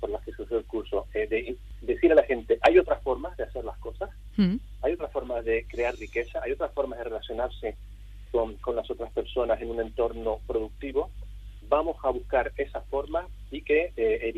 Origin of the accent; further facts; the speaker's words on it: Canary Islands, Spain; moved away; Eh, como has dicho, yo soy canario, llevo unos treinta y pico años fuera de Canarias